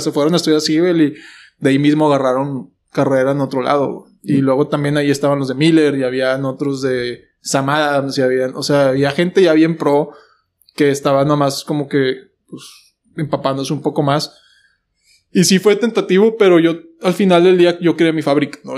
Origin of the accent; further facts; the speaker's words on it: Mexico; also born or lived in United States; yo pues nací en el otro lado, soy americano